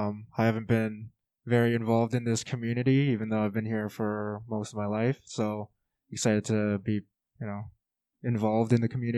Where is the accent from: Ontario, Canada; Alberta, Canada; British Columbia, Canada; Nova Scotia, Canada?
Alberta, Canada; Clyde; You guys might know me. I'm from Clyde. Family owns the … over there.